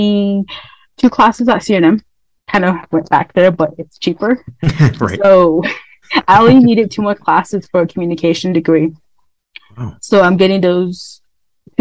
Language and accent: English; United States; I'm from the Navajo Nation, as well as I'm an Indigenous woman